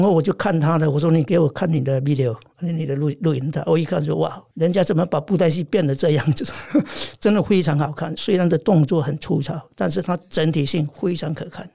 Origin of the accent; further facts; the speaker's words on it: China; moved away as an adult; now in France; 我在中国大陆出生